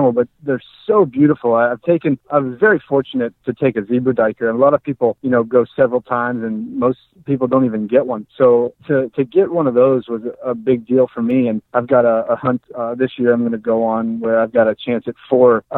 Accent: Youngstown, Ohio, United States; my hometown of Youngstown, Ohio.

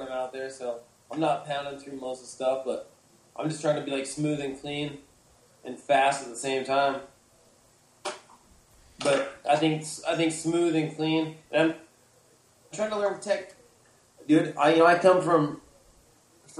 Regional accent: Salina, Utah, United States; That's my hometown right there. So, that's Selena, Utah.

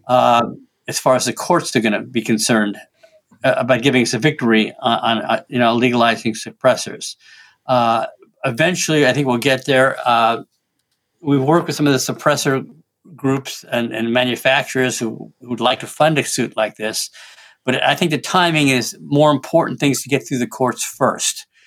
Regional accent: Washington, United States; now my home state of Washington.

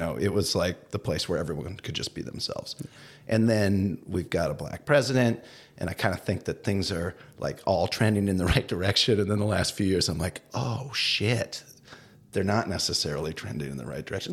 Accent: Madison, Wisconsin, United States; moved away; also born or lived in Minnesota; I grew up in Madison

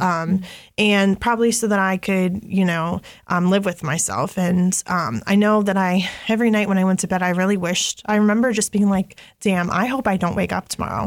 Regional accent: Grandview Heights, Ohio, United States; I'm from Grandview, and Grandview's right by the hilltop. It's not far from Franklinton

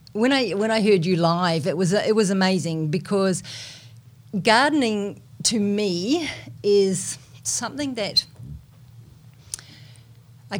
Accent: New Zealand; accent: Kiwi; moved away; I'm a Kiwi, you probably can tell, you know, from my accent, but when I go back to New Zealand

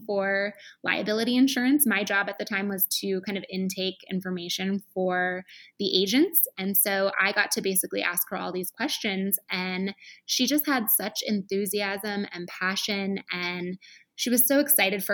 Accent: Michigan, United States; moved away as an adult; also born or lived in Chicago; I went to a Paul Mitchell school in Michigan, where I'm from

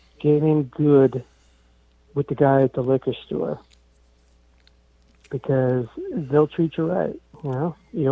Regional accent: New Jersey, United States; I'm from New Jersey.

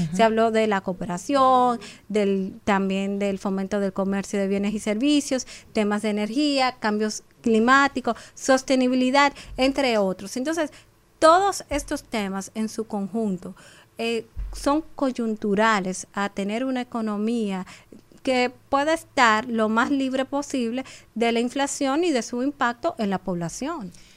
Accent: Dominican Republic; como República Dominicana nosotros tenemos muchos aspectos eh, positivos

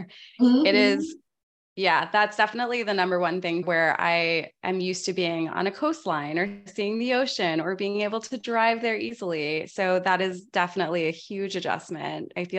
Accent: Bridgeport, Connecticut, United States; I was born in Bridgeport and I have family in Stratford.

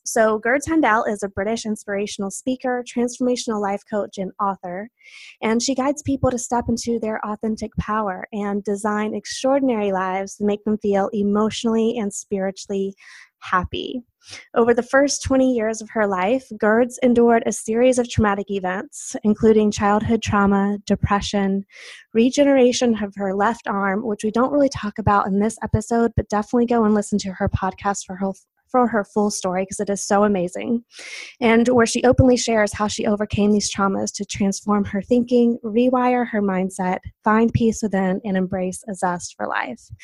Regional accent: the South, United States; also born or lived in San Antonio, Texas; a southern girl like me who didn't grow up with a lot of snow

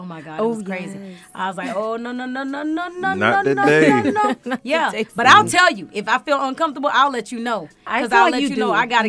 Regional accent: Florida, United States; now in Atlanta, United States; I'm from Florida. Every time I go home to Florida

